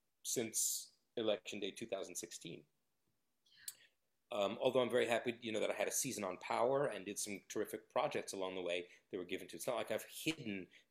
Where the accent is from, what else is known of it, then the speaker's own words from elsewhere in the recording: New York, United States; also born or lived in Los Angeles; And look, I come from New York and Los Angeles